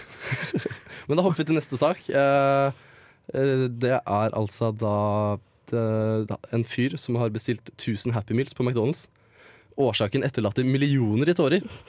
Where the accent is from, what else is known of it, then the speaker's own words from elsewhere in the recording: Mysen, Østfold, Norway; som en gutt fra Mysen